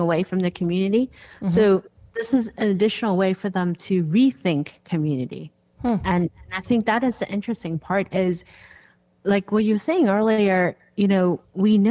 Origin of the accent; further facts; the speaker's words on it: Hong Kong; now in Washington, D.C., United States; I was growing up in Hong Kong